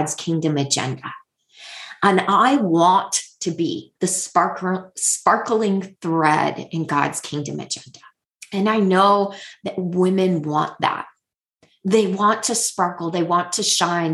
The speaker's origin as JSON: {"language": "English", "country": "United States", "also_born_or_lived": "Houston", "lives_now": "Maryland, United States", "said": "I am an American woman in, you know, America."}